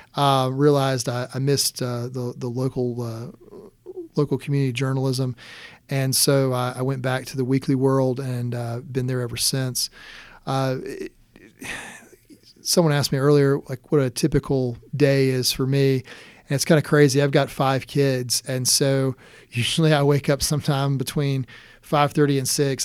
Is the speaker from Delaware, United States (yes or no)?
no; Conway, South Carolina, United States; also born or lived in Loris, South Carolina / Rock Hill, South Carolina; I was born in Loris and, uh, grew up in Conway